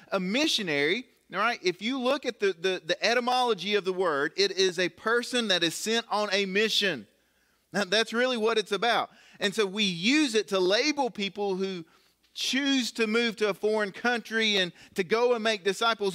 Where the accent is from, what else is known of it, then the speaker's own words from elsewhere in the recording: Galax, Virginia, United States; I grew up here in Galax